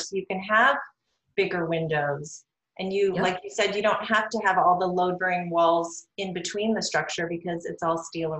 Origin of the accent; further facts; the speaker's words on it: Seattle, Washington, United States; moved away; I'm from Seattle. And so it rains a lot there.